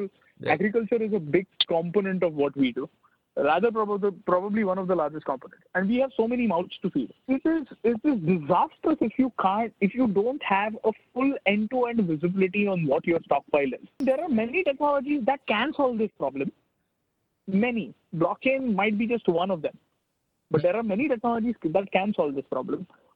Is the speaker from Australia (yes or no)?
no; India